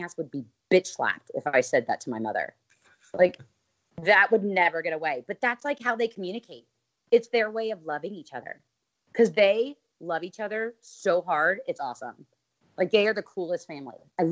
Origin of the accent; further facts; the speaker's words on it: Cincinnati, Ohio, United States; a girl that I grew up with here in Cincinnati